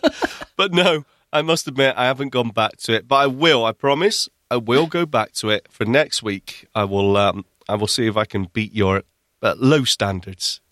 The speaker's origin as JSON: {"language": "English", "town": "Bristol", "region": "South West England", "country": "United Kingdom", "tie": "born or raised there", "also_born_or_lived": "Midlands", "moved": "yes", "lives_now": "Manchester, United Kingdom", "said": "I came from Bristol originally, that's where I was born and where I spent my childhood"}